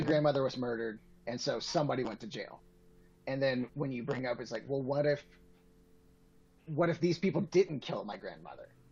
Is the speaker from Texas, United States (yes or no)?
no; Atlanta, Georgia, United States; now in Colorado, United States; I grew up in Atlanta